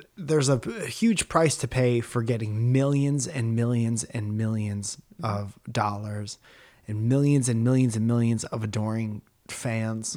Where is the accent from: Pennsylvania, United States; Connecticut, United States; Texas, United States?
Connecticut, United States; Stratford; I'm from Stratford, Connecticut, and I try to make people laugh for a living